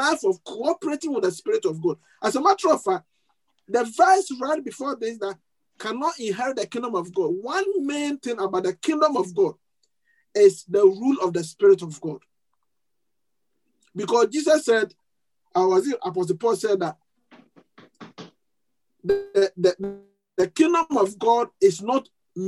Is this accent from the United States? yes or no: no; Ghana; moved away; my home country, Ghana